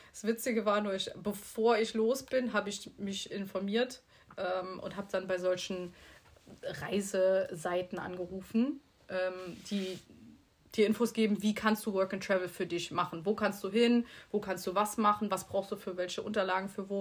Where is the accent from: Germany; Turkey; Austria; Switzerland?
Germany; Bitburg, Rhineland-Palatinate; moved away as an adult; now in Mallorca, Spain; wir kommen aus Bitburg, aus der Eifel